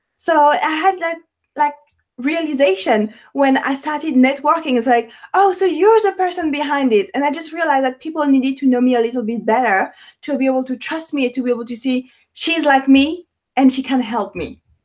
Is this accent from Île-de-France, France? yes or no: yes; Paris, Île-de-France, France; accent: French; English is a second language; moved away; French. I'm French. I have an accent, born and raised in Paris